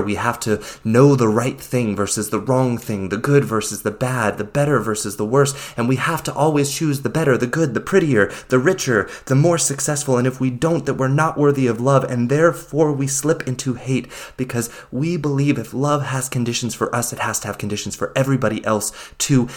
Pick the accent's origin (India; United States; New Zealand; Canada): United States; my experience of living, growing up in the United States